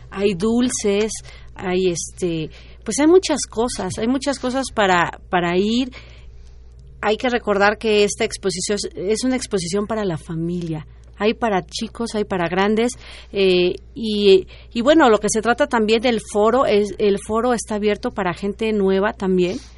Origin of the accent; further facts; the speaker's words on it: Mexico; yo creo que nos debe de enorgullecer como mexicanos, porque el trabajo que tienen, cada prenda es impresionante, ¿no?